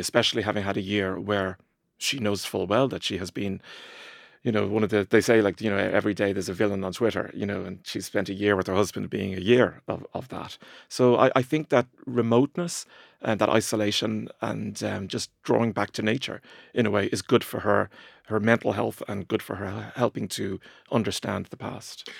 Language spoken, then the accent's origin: English; Ireland; growing up in Ireland in the 80s and 90s